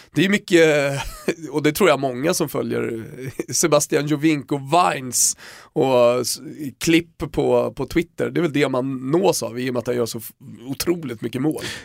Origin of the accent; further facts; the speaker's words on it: Sweden; jag var från Sverige